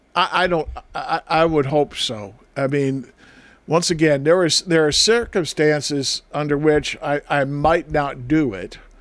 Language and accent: English; northern Wisconsin, United States; moved away; one time in my hometown, the snow and the drifts were so high that we could walk onto the roof of our school